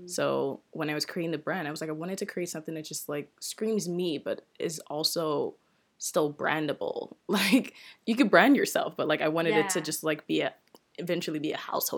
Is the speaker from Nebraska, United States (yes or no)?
no; DC, Maryland area, United States; moved away as an adult; also born or lived in Nigeria; now in Toronto, Canada; I grew up in DC, Maryland area, but I'm Nigerian. Oh, wow. I was actually born in Nigeria and moved to DC, Maryland around almost 20 years ago. Then wow. I've been in Toronto for about 10 years now.